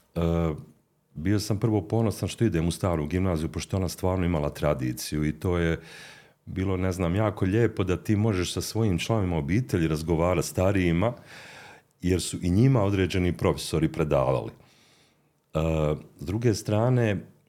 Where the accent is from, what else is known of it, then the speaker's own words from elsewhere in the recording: Mostar, Federation of Bosnia and Herzegovina, Bosnia & Herzegovina; also born or lived in Zagreb; od najranijeg djetinstva koje sam proveo u Mostaru gdje sam završio osnovnu i srednju školu